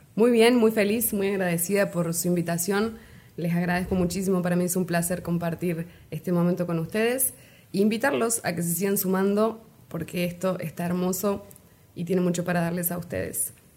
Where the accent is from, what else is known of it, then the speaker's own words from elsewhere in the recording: Río Ceballos, Córdoba, Argentina; moved away as an adult; now in Cintalapa, Mexico; Nacida en Argentina, en Córdoba capital, eh, está justo en el centro del país de Argentina, y me crié en un pueblito turístico, ciudad ya, que se llama Río Ceballos.